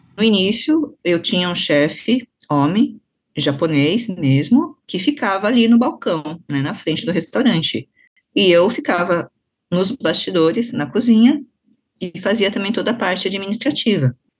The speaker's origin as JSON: {"language": "Portuguese", "country": "Brazil", "said": "Eu não sou japonesa, eu sou brasileira, então, mas eu tenho essa referência, essa formação, essa identificação que é nipo brasileira"}